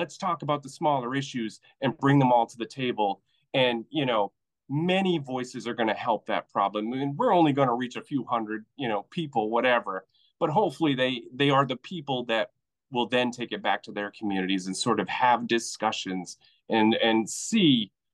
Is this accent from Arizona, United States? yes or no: no; Maine, United States; We're all from Maine.